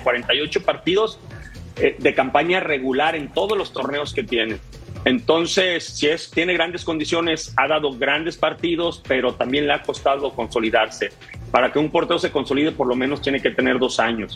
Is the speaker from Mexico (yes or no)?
yes; Monterrey, Nuevo León, Mexico; yo me crié en Monterrey